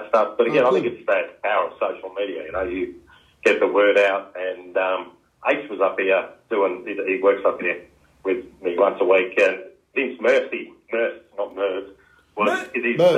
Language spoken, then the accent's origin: English; Melbourne, Victoria, Australia; born or raised there